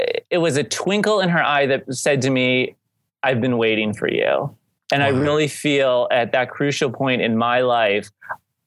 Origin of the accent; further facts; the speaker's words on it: St. Marys, Pennsylvania, United States; in our hometown of St. Mary's, Pennsylvania